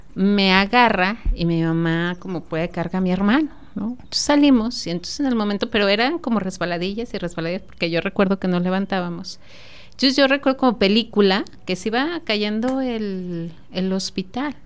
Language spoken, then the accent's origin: Spanish; Celaya, Guanajuato, Mexico; los celayenses